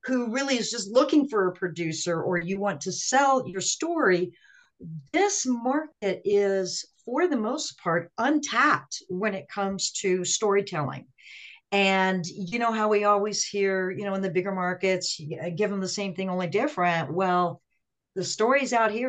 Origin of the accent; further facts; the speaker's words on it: Las Cruces, New Mexico, United States; also born or lived in Seattle; now in Albuquerque, United States; I'm from Las Cruces